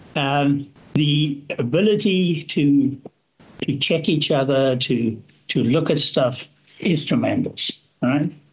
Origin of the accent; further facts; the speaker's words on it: Zambia; also born or lived in South Africa; now in Canada; There I grew up in a small town, went to a, a relatively small school, at high school